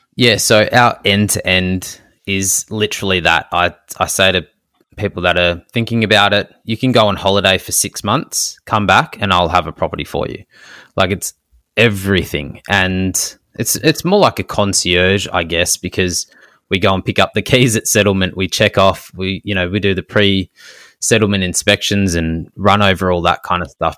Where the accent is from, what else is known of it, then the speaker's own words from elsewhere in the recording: Melbourne, Victoria, Australia; we're from Melbourne